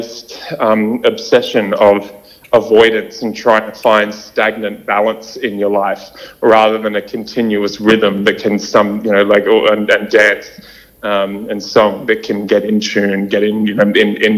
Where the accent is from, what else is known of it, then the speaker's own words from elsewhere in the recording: Sydney, New South Wales, Australia; I was born and raised in Sydney.